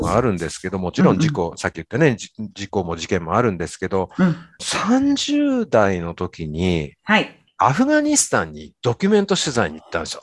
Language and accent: Japanese; Shimada, Shizuoka, Japan; 自分は島田市に生まれて育ってる